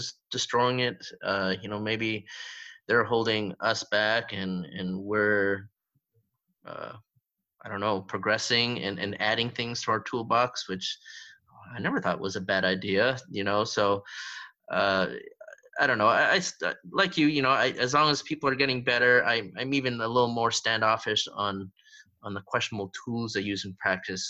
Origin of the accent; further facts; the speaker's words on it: Canada; I'm Canadian, you know, I was born and raised in Canada